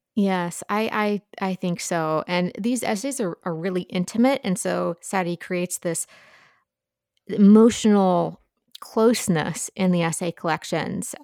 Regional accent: Appalachia, United States; as an Appalachian

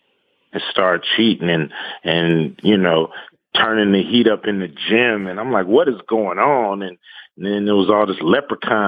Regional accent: Los Angeles, California, United States; Growing up in South Central Los Angeles, you know, I could throw a rock and hit the Forum

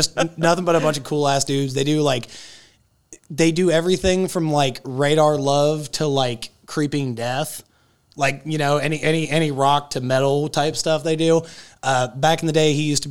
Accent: Johnstown, Ohio, United States; I grew up in a little ass town called Johnstown.

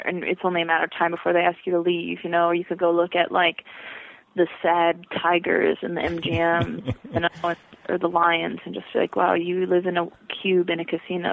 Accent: Pahrump, Nevada, United States; moved away as an adult; also born or lived in Bishop, California / Death Valley, California / Reno, Nevada / Ohio; I grew up in Southern Nevada and then I went to college in Reno

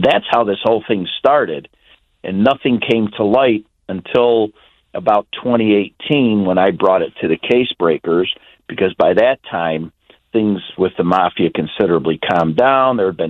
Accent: Chicago, Illinois, United States; growing up in Chicago area, the mafia was very prevalent back when I grew up in the 60s and 70s

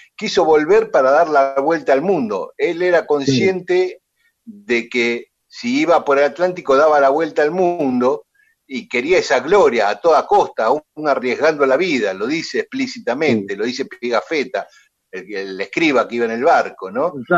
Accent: Lomas de Zamora, Buenos Aires Province, Argentina; yo vivía a una cuadra del Camino de las Tropas, este, que todavía los viejos le llamaban así cuando yo era chico

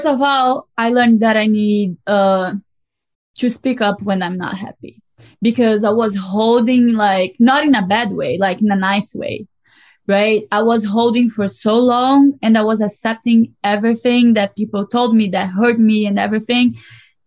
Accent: Brazil; English is a second language; moved away as an adult; now in United States

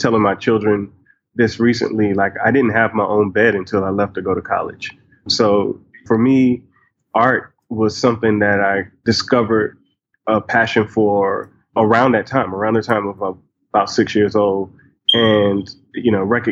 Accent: South Carolina, United States; also born or lived in Brooklyn, New York / New York; now in Atlanta, United States; I was born in Brooklyn and I lived there till I was about 6 years old. And then I ended up moving south to South Carolina after I lost my parents and I was adopted and grew up in South Carolina

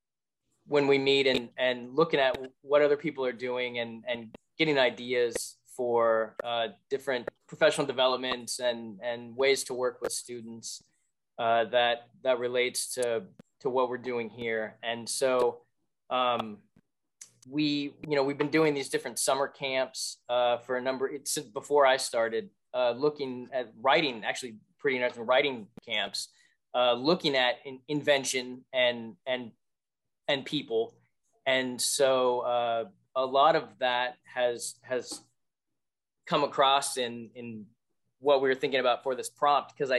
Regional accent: West Coast, United States; now in Springfield, Massachusetts, United States; I'm from the West Coast

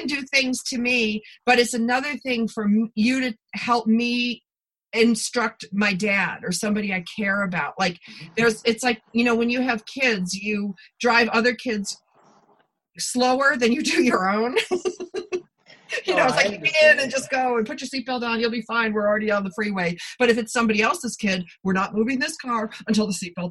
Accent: Buffalo, New York, United States; moved away; I'm originally from Buffalo.

